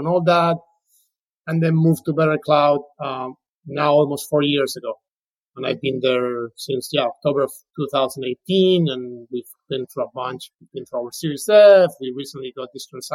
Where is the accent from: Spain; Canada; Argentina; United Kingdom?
Spain; English is a second language; moved away as an adult; now in United States; I'm originally from Spain, moved to the U.S., in 2005 to do an LLM